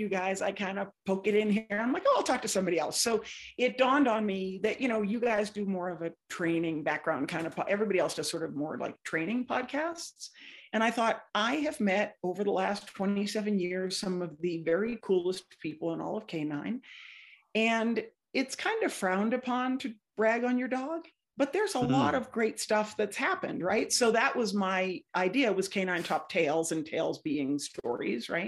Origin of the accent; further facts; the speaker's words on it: outside of Boston, Massachusetts, United States; moved away as an adult; also born or lived in Indiana; I grew up outside of Boston